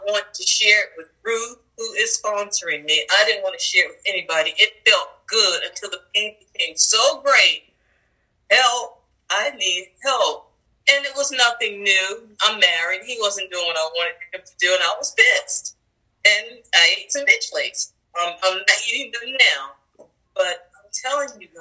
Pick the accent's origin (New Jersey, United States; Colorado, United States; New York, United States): New Jersey, United States; now in Arizona, United States; I'm in Arizona. I'm done being with a mink coat. I'm from New Jersey